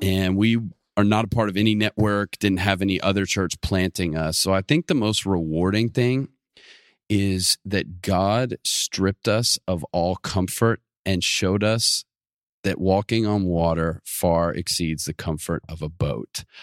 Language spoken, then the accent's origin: English; Atlanta, Georgia, United States; moved away as an adult; now in Auburn, United States; I'm from the Metro Atlanta area